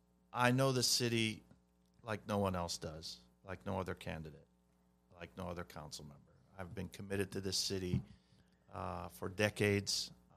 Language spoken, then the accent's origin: English; Glendale, California, United States; And I'm not saying that because I'm from Glendale.